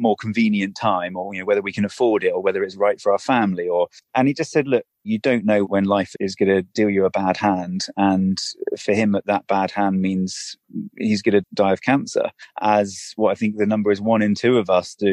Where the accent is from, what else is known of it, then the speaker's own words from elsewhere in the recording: United Kingdom; I'm a British endurance athlete and an adventurer